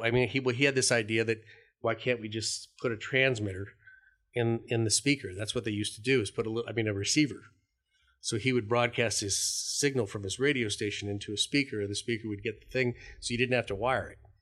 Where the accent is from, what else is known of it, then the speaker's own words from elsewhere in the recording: Denver, Colorado, United States; I grew up in Denver, Colorado.